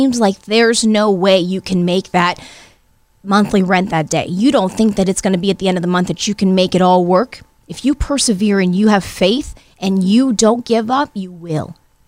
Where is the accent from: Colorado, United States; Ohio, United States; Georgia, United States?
Ohio, United States; Youngstown; Youngstown's where I grew up